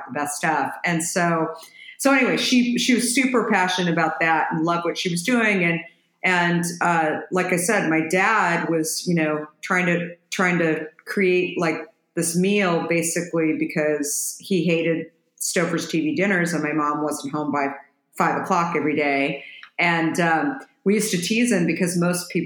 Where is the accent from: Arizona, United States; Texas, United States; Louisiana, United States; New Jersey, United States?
Arizona, United States; Scottsdale; moved away as an adult; also born or lived in Minneapolis, Minnesota / New York / San Francisco; I grew up in Arizona, actually ended up moving there when I was a little girl. My dad, we moved from Minneapolis